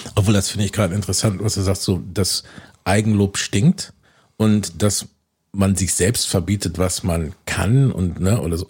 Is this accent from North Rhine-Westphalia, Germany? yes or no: yes; Bielefeld, North Rhine-Westphalia, Germany; Ich als Bielefelder Junge